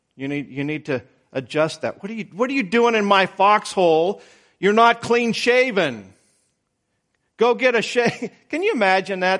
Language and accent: English; Idaho, United States; moved away; I was born in Idaho. That's out west.